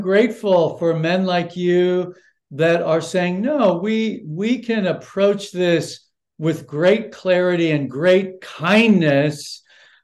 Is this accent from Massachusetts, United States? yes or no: no; Los Angeles, California, United States; someone born and raised in Los Angeles